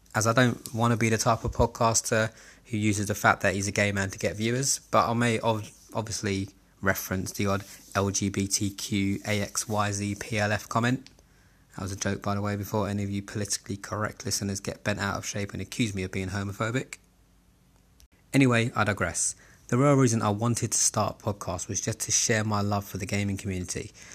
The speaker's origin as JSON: {"language": "English", "region": "London", "country": "United Kingdom", "tie": "born or raised there", "said": "I was born and raised in Southeast London, Camberwell to be specific."}